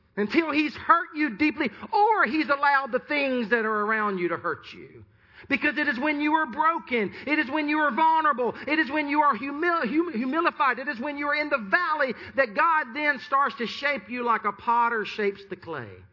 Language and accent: English; Sumter, South Carolina, United States; Sumter, which is my hometown